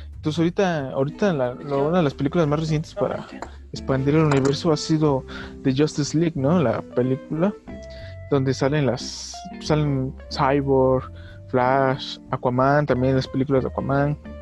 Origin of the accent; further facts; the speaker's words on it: Mexico; cómo somos los mexicanos